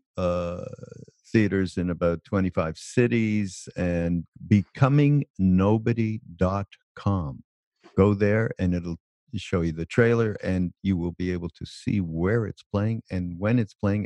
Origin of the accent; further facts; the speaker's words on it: Canada; I'm from Canada. We don't say turd